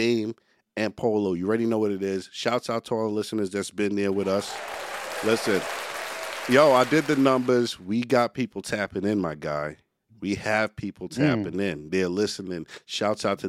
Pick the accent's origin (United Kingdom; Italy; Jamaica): Jamaica; As a Jamaican